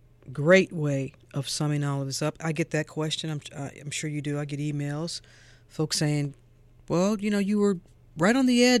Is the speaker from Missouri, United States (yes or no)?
yes; St. Louis, Missouri, United States; that's my community. I'm from St. Louis, Missouri. Yeah. Ferguson, I used to ride my bike through Ferguson, Missouri.